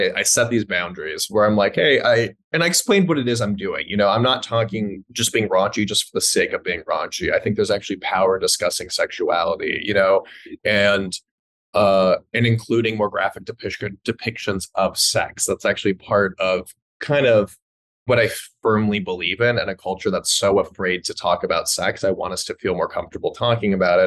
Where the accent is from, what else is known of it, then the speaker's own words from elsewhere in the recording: Los Angeles, California, United States; I grew up in Los Angeles, you know, liberal Jews